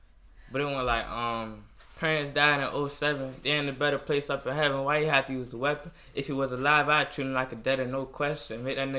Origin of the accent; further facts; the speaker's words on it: Virginia Beach, Virginia, United States; Yeah, I'm from Virginia Beach. I'm from, College Park.